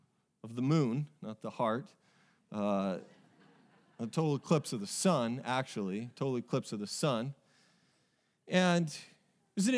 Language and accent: English; Oregon, United States; I played them in soccer while I was growing up in Oregon. And it's just a small little town.